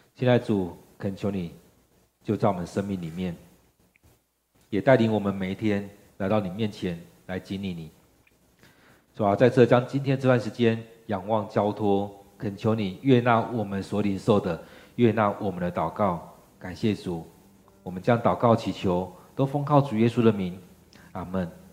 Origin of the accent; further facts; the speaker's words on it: Taiwan; 其实，我们台湾人的性格并不是那么强势的性格